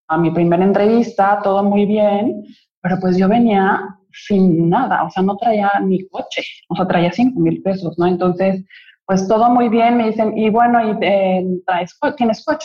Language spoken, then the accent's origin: Spanish; Mexico City, Mexico; now in Cancún, Mexico; llegué hace 20 años de la Ciudad de México a Cancún, porque desde chiquita sabía que yo iba a vivir aquí.